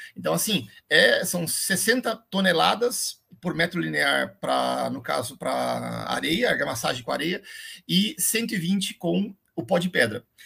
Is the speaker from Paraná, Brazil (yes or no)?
yes; Londrina, Paraná, Brazil; eu sou londrinense, né? É, nasci em Londrina, no norte do Paraná